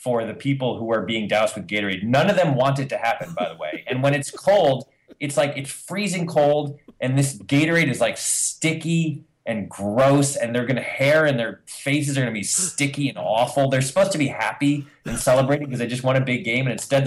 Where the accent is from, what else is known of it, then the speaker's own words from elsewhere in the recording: Ann Arbor, Michigan, United States; I was born in Ann Arbor